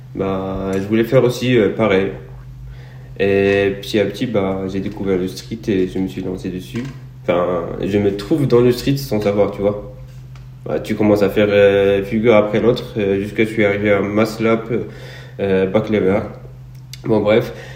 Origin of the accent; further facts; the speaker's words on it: Morocco; je suis un athlète marocain, nationalité. je suis né au Maroc